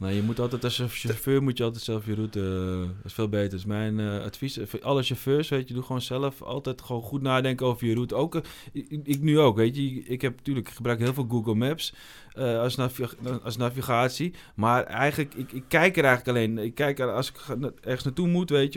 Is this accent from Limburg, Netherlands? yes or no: no; Almere, Flevoland, Netherlands; ik kom uit Almere, maar Almere is natuurlijk gewoon de, de, de grote woonwijk van Amsterdam